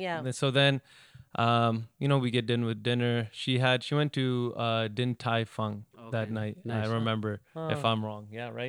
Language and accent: English; Houston, Texas, United States; I'm actually from Houston.